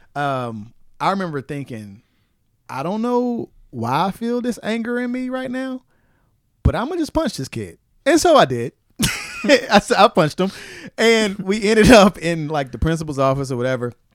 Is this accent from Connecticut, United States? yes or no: no; Wilson, North Carolina, United States; moved away as an adult; now in Atlanta, United States; I grew up in Wilson, and my neighborhood was a majority black neighborhood